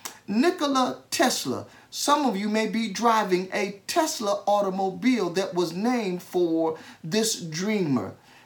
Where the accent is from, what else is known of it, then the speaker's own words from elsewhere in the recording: United States; as an American citizen